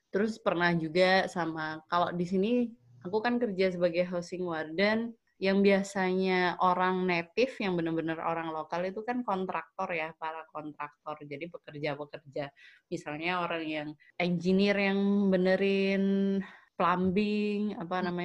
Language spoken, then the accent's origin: Indonesian; Java, Indonesia; karena mungkin kita sebagai orang Jawa dijajah ber tahun-tahun sama orang Belanda